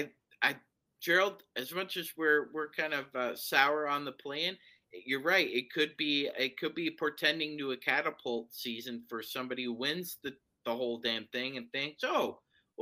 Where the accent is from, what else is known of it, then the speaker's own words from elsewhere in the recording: Hamilton, Ontario, Canada; now in Toronto, Canada; my hometown. Shout out to Hamilton, Ontario